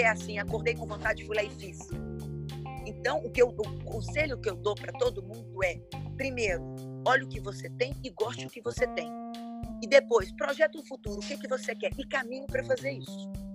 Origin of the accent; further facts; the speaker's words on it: Brazil; Como uma boa brasileira